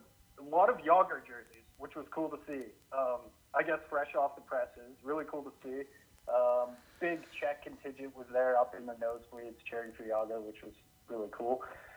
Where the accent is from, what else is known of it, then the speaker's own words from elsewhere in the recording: Calgary, Alberta, Canada; moved away as an adult; now in Vancouver, Canada; Well, I grew up in Calgary, moved to Vancouver around 2010, 2011 for work.